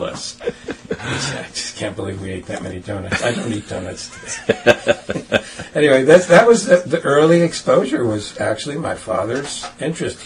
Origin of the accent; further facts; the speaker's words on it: New York City, New York, United States; I grew up in Brooklyn, New York, in a family of six brothers